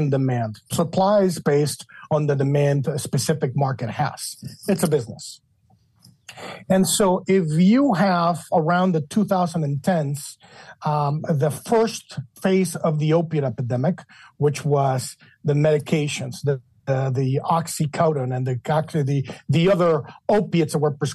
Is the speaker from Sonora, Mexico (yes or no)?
no; Mexico City, Mexico; moved away as an adult; also born or lived in Chicago, Illinois / Washington, D.C.; now in United States; I was born and raised in Mexico City